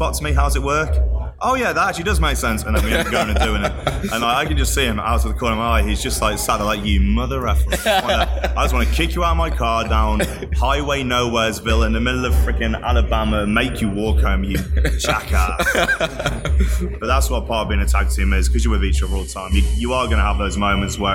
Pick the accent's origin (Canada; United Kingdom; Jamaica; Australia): United Kingdom; moved away as an adult; now in United States; being British